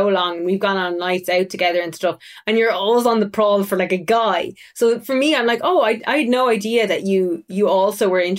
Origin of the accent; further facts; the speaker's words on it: Tipperary, Munster, Ireland; I grew up in South Ireland in Tipperary, where the accent is really, really strong. And since I started working in media at 18, I did forcefully mellow my accent out.